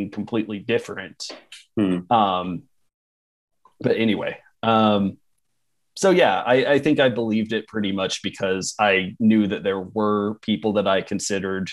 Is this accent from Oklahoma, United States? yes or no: yes; Oklahoma, United States; I'm from Oklahoma